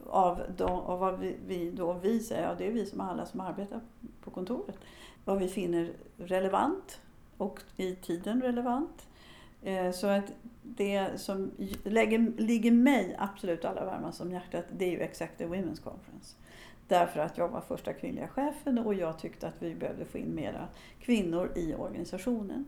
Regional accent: Sweden; moved away as an adult; now in United States; Jag föddes i Sverige, men nu har jag bott lika länge i U S A som jag har bott i Sverige

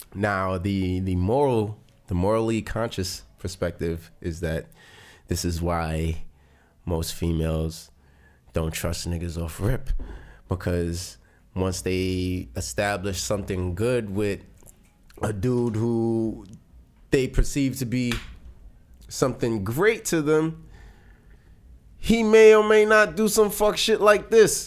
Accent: New York City, New York, United States; I was a kid from Brownsville

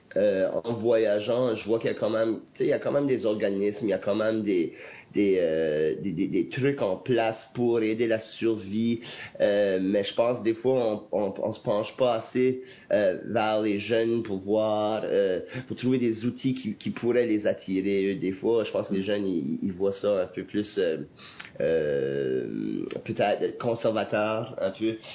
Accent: Acadia, Canada; j'ai vécu ça par chez nous en Acadie

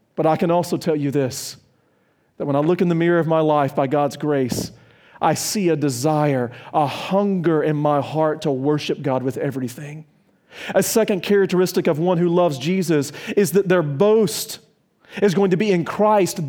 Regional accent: South Carolina, United States; also born or lived in Virginia; I'm from South Carolina and Virginia.

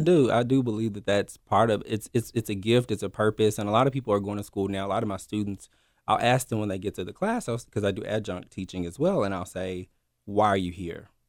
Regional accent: Memphis, Tennessee, United States; born and raised here in Memphis.

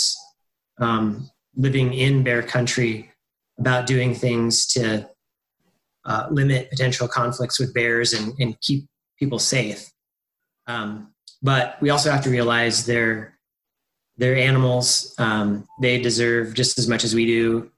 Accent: North Idaho, United States; I grew up in North Idaho

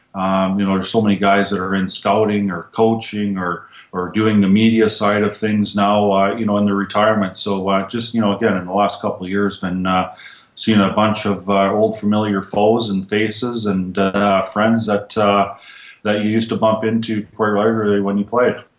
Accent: Canada; as a Canadian

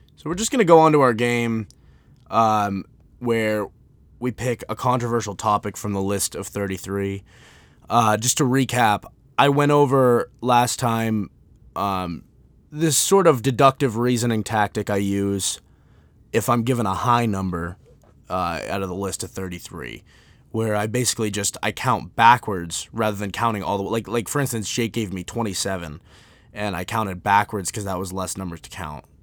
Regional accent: United States; I'm an American

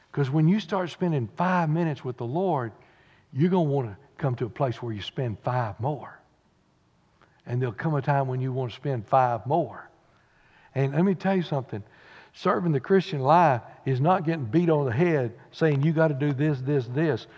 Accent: Corrigan, Texas, United States; thank God I was born in Texas

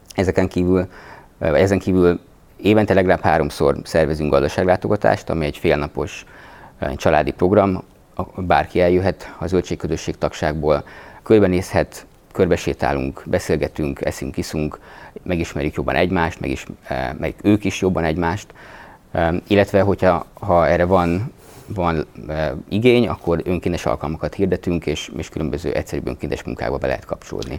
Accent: Budapest, Hungary; moved away as an adult; also born or lived in Gödöllő; én Budapesten a nyolcadik kerületben nőttem föl

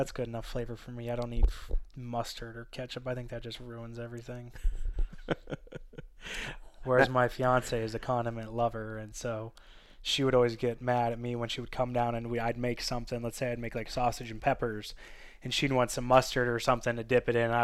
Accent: Midwest, United States; we're from the Midwest

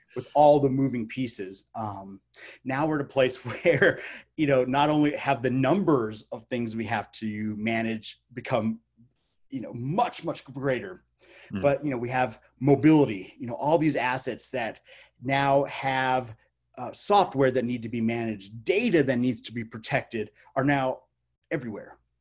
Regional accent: Albuquerque, New Mexico, United States; Albuquerque, New Mexico, which is my hometown.

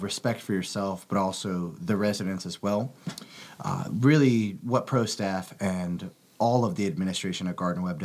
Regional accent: Clover, South Carolina, United States; I'm from Clover, South Carolina

